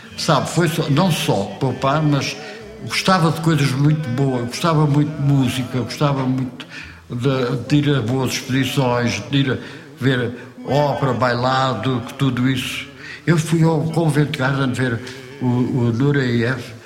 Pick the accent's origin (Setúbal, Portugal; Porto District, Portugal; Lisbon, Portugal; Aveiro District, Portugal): Setúbal, Portugal; Almada; moved away as an adult; also born or lived in Chão das Servas, Vila Velha de Ródão, Portugal; now in Paris, France; Eu cresci no Monte da Caparica, que ali junto à, à, costa da Caparica.